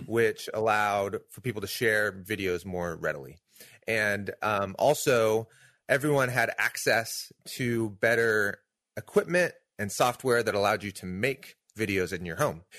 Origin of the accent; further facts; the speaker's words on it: Pacific Northwest, United States; I grew up here in the Pacific Northwest.